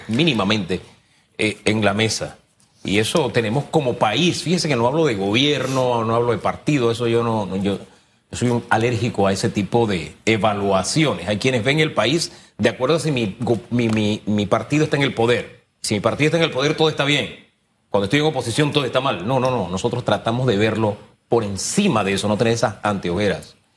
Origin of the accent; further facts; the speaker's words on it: Panama; como panameños